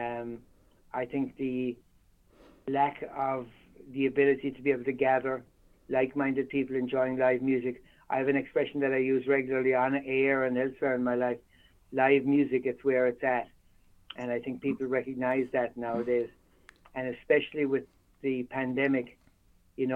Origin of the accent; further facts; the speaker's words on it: Ireland; moved away as an adult; now in United States; growing up in Ireland